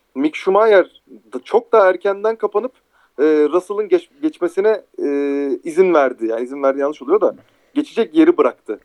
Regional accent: Turkey

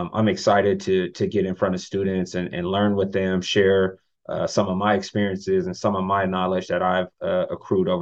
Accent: California, United States; moved away as an adult; also born or lived in Utah; now in Florida, United States; I'm from California

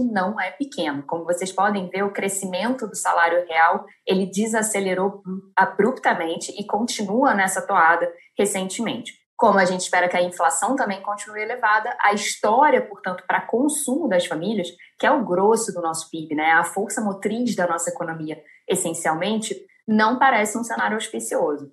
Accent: Brazil; como brasileiros

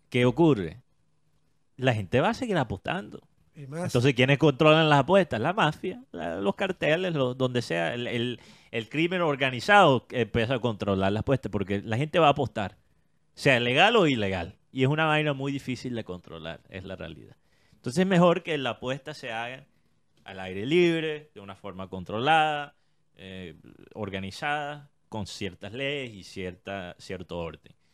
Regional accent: Colombia; La realidad eh, que tenemos que aceptar como colombianos

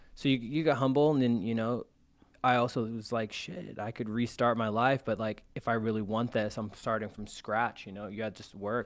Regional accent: California, United States; moved away as an adult; also born or lived in Arizona; now in Chicago, United States; I was born in Arizona. I was raised in California. Came out to Chicago about three and a half years ago

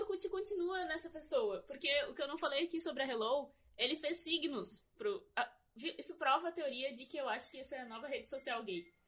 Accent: Brazil

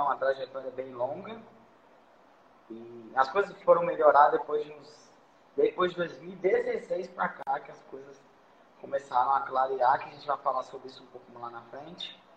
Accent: Vitória, Espírito Santo, Brazil; Então, sou de Vitória também, né? Espírito Santo. Aqui o mercado de trabalho é muito bom.

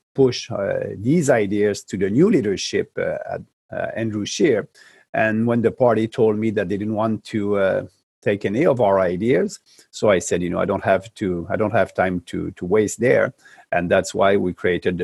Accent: Quebec, Canada; I'm coming from Quebec

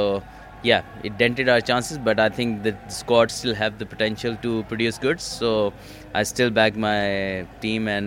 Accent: Pakistan; as a Pakistani

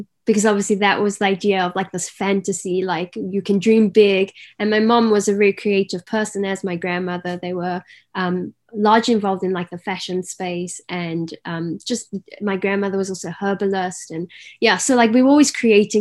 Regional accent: Cape Town, Western Cape, South Africa; also born or lived in Garden Route; So growing up, I grew up in Cape Town City. But by the age of 10, my family decided that a change is due.

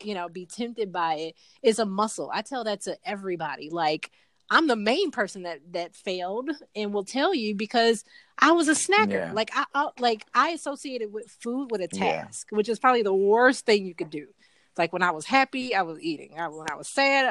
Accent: Chicago, Illinois, United States; now in Atlanta, United States; my hometown is actually Chicago

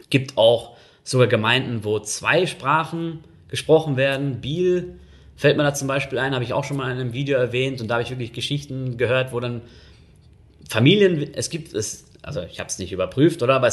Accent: North Rhine-Westphalia, Germany; Und ich komme ja aus Nordrhein-Westfalen, da kennt man sowieso nicht so viel.

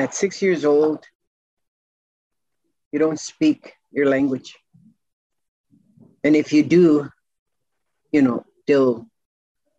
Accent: Maskwacis, Alberta, Canada; first language Cree; English is a second language; I was born in Muscatese, in a tent.

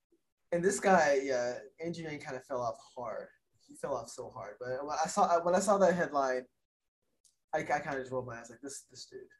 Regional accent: Louisiana, United States; from my home state of Louisiana.

